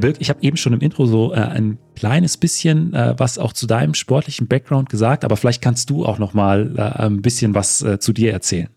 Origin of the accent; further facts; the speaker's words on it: Wolfen, Saxony-Anhalt, Germany; Ich, ich komme aus, äh, ursprünglich aus Wolfen